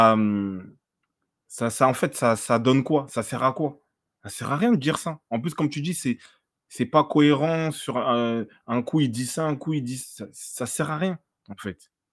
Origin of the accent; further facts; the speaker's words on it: France; on est français, on est chauvin